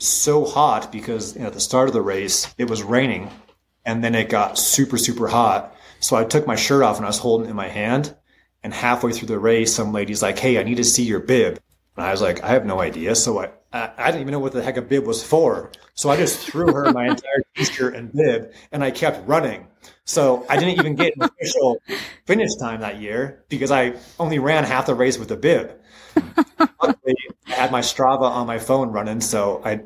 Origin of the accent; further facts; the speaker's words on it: Butte, Montana, United States; now in Helena, United States; And I live in Helena. I'm from Butte.